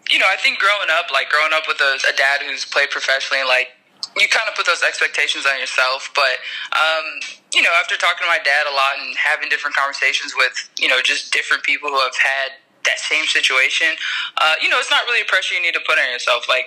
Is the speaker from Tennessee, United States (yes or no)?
yes; Tennessee, United States; You know, I grew up around Pat Summitt in Tennessee.